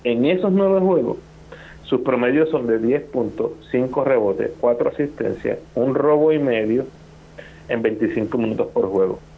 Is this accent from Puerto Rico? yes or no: yes; Puerto Rico; nosotros como puertorriqueños